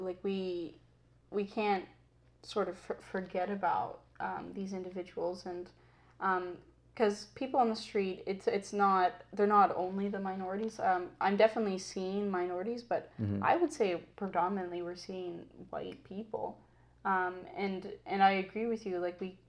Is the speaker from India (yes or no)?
yes; India; they don't realize that I am Indian, but because I'm look per se white